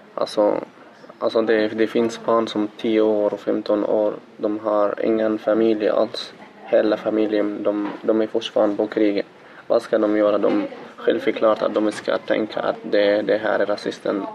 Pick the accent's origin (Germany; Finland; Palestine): Palestine; Gaza, Gaza Strip; Swedish is a second language; moved away as an adult; now in Gothenburg, Sweden; Jag är född i Gaza. Jag är palestinamedborgare. Jag kom till Sverige för fyra år sedan.